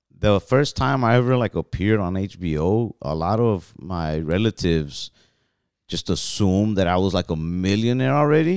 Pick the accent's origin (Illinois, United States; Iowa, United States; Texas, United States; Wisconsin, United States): Texas, United States; we're from Texas